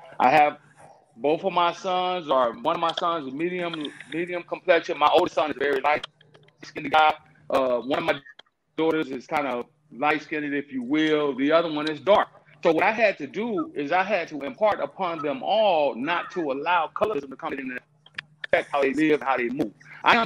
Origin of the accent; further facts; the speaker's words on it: Southern California, United States; I grew up in Southern California